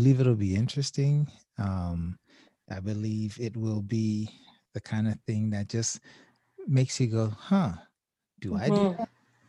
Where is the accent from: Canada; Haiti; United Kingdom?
Haiti; now in United States; I was born in Haiti.